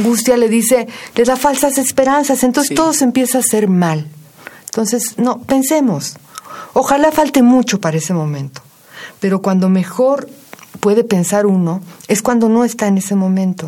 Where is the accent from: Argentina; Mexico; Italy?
Mexico